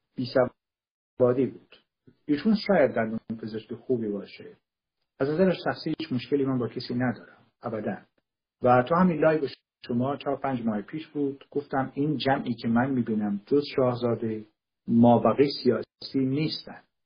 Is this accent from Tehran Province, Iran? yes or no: no; Kurdistan, Iran; تو کردستان متولد شدم